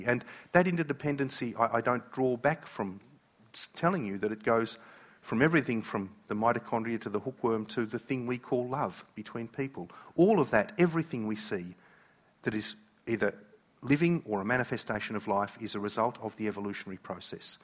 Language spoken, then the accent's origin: English; Australia; I am an Aussie